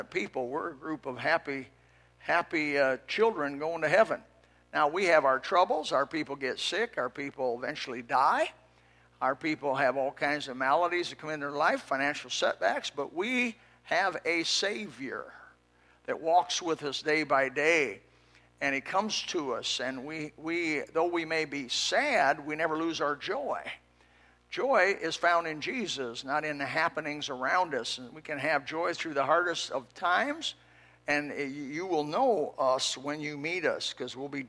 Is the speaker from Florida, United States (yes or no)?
no; Elkhart, Indiana, United States; I was raised in Elkhart, Indiana, in a little farmhouse.